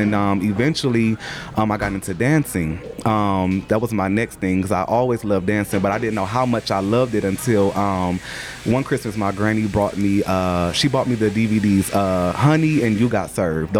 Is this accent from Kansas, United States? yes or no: no; Toledo, Ohio, United States; moved away as an adult; now in Atlanta, United States; Born and raised from Toledo, Ohio